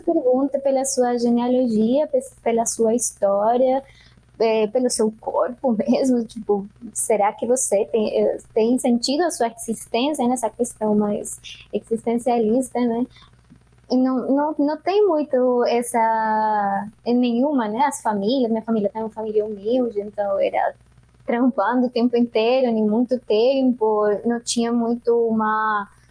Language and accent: Portuguese; Bogotá, Colombia; Portuguese is a second language; moved away as an adult; now in Brazil; Eu venho da Colômbia e mais especificamente da Bogotá, de Bogotá. Eu nasci na Cordilheira Oriental da, dos Andes, que é onde fica o altiplano né, da, de Bogotá